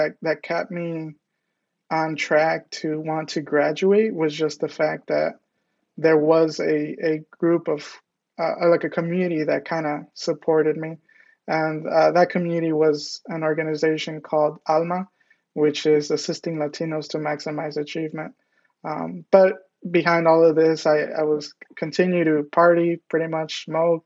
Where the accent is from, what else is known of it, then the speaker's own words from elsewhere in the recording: Detroit, Michigan, United States; I was born and raised in Southwest Detroit